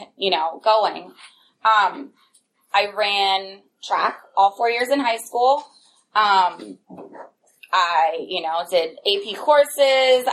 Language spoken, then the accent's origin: English; Upper Arlington, Ohio, United States; growing up in Upper Arlington, it was a suburb of Columbus.